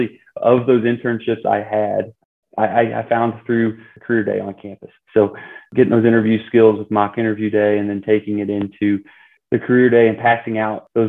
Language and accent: English; Bowling Green, Missouri, United States; I originally grew up in Bowling Green, Missouri